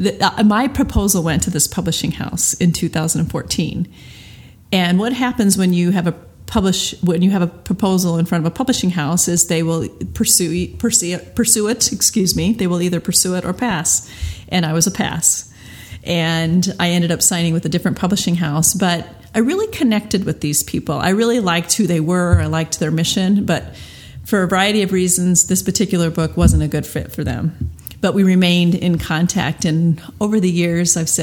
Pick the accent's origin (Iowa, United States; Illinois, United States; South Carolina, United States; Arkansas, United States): Iowa, United States; I am from Iowa